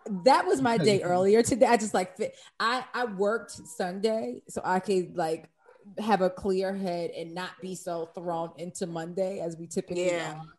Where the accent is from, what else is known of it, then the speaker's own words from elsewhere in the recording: Baltimore, Maryland, United States; accent: Baltimore; I must issue an apology to Hulu in my Baltimore accent